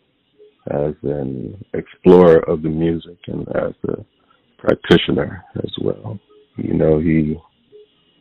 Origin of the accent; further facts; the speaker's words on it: Hartford, Connecticut, United States; also born or lived in Windsor, Connecticut; now in Bronx, New York, United States; I was born in Hartford, Connecticut, and then early on I moved to a suburb outside of Hartford called Windsor, Connecticut, and then moved back to Hartford, Connecticut after high school